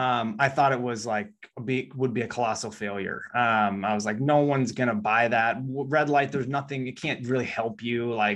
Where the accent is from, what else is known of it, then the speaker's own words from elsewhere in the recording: Midwest, United States; and I'm from the Midwest, so you hadn't really heard a lot about that stuff.